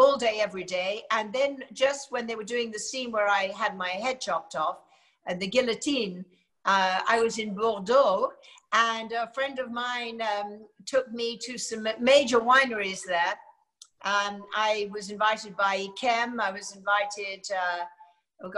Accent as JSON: {"language": "English", "country": "United Kingdom", "also_born_or_lived": "United States", "moved": "as an adult", "lives_now": "California, United States", "said": "although I clearly am"}